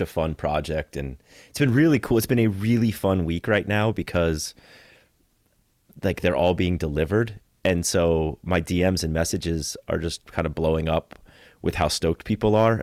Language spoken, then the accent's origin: English; Florida, United States; also born or lived in Costa Rica; Growing up as a surfer in Florida and just hating that I was born in Florida